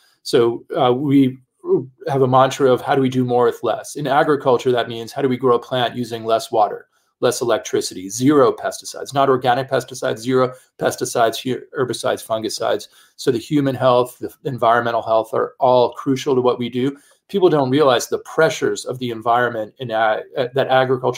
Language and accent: English; New York City, New York, United States; I'm a kid from the Bronx